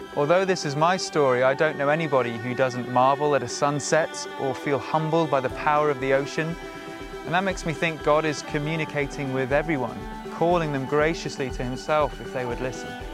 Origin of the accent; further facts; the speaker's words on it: Shropshire, West Midlands, United Kingdom; I grew up in Shropshire